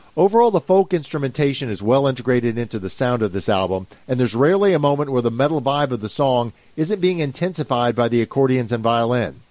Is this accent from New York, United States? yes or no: no; Kentucky, United States; growing up in Kentucky, I'm not only not fluent in Finnish